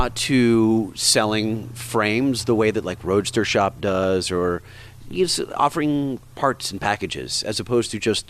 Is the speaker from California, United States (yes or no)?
yes; Orange County, California, United States; growing up in Orange County